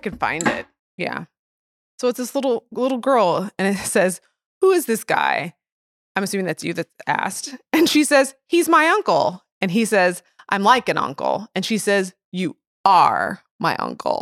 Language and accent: English; Edwardsville, Illinois, United States; now in St. Louis, United States; I grew up in Edwardsville